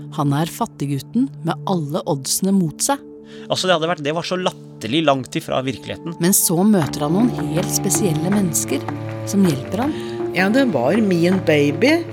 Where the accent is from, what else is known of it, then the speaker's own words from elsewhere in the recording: Tana, Finnmark, Norway; first language Northern Sami; Norwegian is a second language; now in Oslo, Norway; jeg bor i Oslo og, og, og kjøper maten min i butikken. Men jeg kommer jo fra Tana